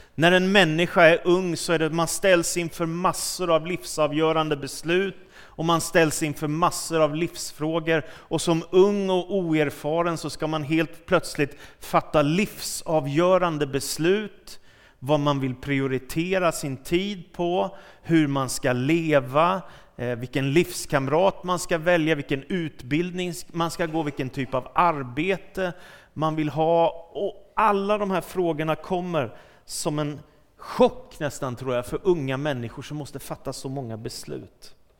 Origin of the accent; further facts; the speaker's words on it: Stockholm, Stockholm County, Sweden; när jag växte upp i Stockholm och var tonåring